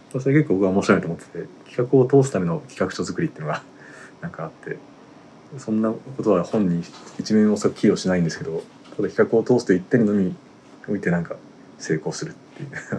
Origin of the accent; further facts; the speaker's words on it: Yamagata, Japan; moved away; 僕は地元は山形でしたけど